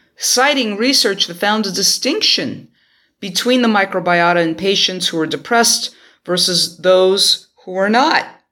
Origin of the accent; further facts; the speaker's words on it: New York, United States; my hometown of New York